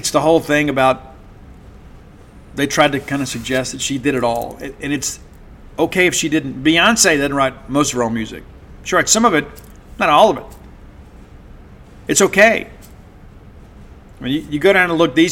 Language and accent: English; Columbia, Mississippi, United States; I remember being a kid in 1982, the Christmas parade in Columbia, Mississippi. The Alcorn State Marching Band was there.